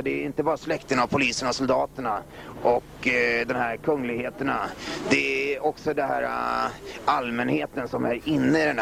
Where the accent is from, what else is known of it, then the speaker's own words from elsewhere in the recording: Stockholm, Stockholm County, Sweden; born there; jag är född i Bagarmossen